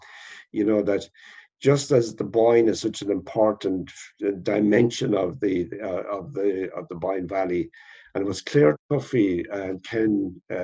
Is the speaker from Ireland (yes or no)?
yes; West Kerry, Munster, Ireland; I was born in West Kerry. And when I was a child, we didn't have electricity.